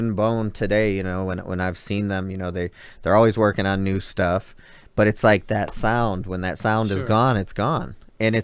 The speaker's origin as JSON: {"language": "English", "town": "Detroit", "region": "Michigan", "country": "United States", "said": "I'm from Detroit."}